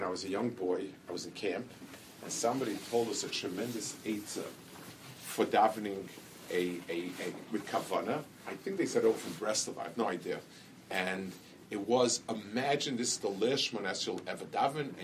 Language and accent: English; New York, United States; I grew up in the city, I grew up in Manhattan